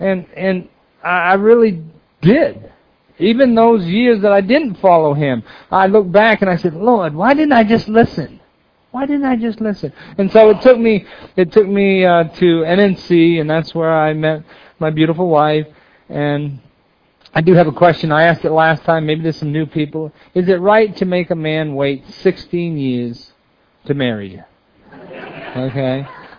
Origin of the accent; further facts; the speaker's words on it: Maine, United States; accent: Maine; So I'm from Maine, and that's where the accent comes from. Many people call us maniacs, and because we are.